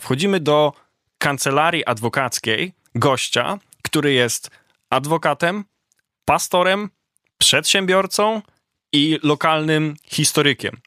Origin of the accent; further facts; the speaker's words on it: Poland; mówimy, że jesteśmy z Polski